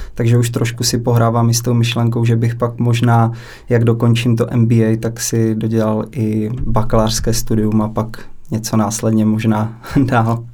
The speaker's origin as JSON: {"language": "Czech", "town": "Hranice", "region": "Olomouc Region", "country": "Czechia", "said": "kousíček od města hranice, odkud pocházím"}